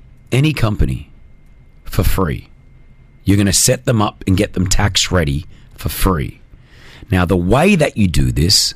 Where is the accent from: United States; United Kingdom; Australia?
Australia; now in United Arab Emirates; I'm from Australia